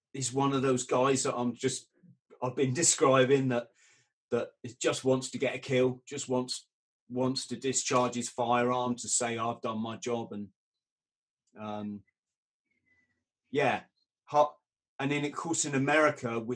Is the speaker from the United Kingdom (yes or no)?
yes; United Kingdom; being British